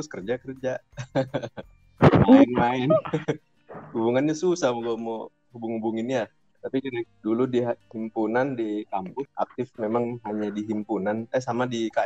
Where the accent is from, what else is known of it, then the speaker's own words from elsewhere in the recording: South Sulawesi, Indonesia; now in Kalimantan, Indonesia; Padang, Bapak Sunda dapat dua-duanya, tapi lahir dan besar di Sulawesi Selatan dan sekarang hidup oh. di Kalimantan.